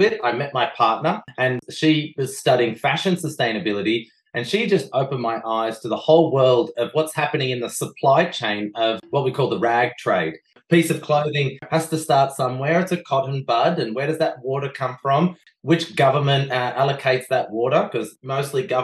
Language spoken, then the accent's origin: English; Australia; I bring my Belgian beautiful partner to Australia